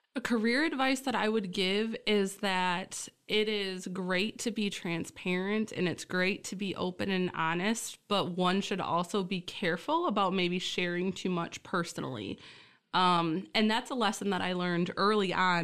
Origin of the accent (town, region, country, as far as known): Essexville, Michigan, United States; born or raised there; also born or lived in Key Largo, Florida